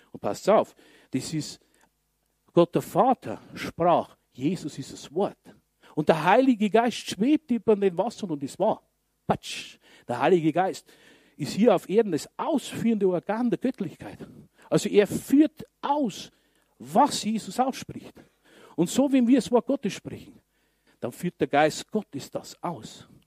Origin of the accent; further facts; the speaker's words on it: Regensburg, Bavaria, Germany; bei uns in Regensburg